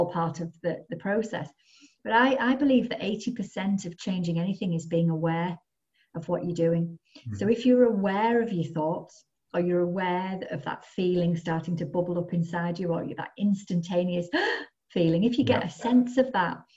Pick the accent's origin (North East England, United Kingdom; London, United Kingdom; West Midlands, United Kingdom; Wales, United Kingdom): North East England, United Kingdom; the Northeast; moved away as an adult; now in North West England, United Kingdom; I was brought up in the Northeast and I moved to the Northwest.